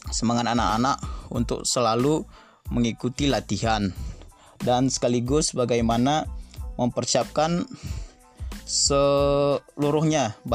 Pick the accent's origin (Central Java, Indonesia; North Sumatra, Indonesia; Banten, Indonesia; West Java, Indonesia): North Sumatra, Indonesia; Laut Tawar; aku sendiri uh, berasal dari desa Laut Tawar itu jauh dari kampung eh jauh dari pusat kota Dairi